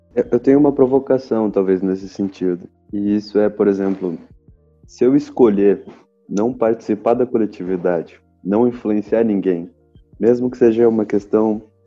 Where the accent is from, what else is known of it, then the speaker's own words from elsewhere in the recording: Brazil; somos brasileiros